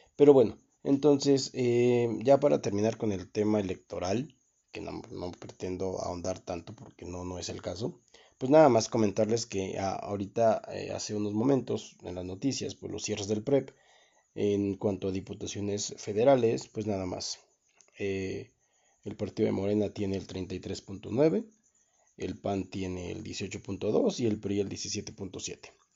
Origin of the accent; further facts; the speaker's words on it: Guanajuato, Mexico; aquí en lo que fue el estado de Guanajuato